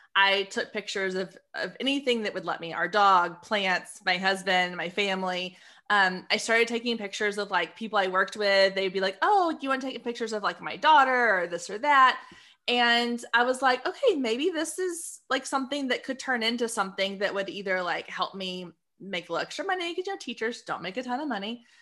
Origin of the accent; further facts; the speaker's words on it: Waco, Texas, United States; also born or lived in Austin, Texas / Dallas-Fort Worth, Texas; I was born in Austin, grew up in Waco. Now I live in D F